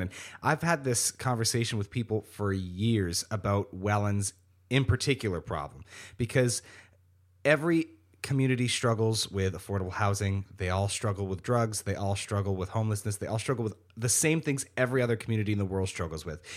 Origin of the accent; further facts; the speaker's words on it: Niagara Falls, Ontario, Canada; also born or lived in Welland; I was born and raised in Niagara Falls